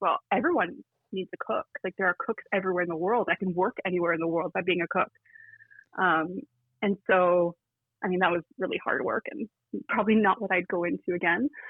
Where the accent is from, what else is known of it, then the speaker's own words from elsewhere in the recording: Toronto, Ontario, Canada; moved away as an adult; also born or lived in New York City / Ottawa; I was born and raised in Toronto